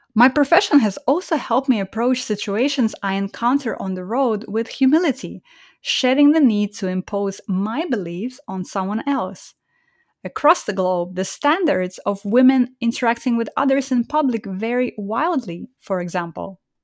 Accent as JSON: {"language": "English", "country": "Estonia", "tie": "born or raised there", "also_born_or_lived": "Kazakhstan", "moved": "yes", "said": "was born in Kazakhstan and grew up in Estonia"}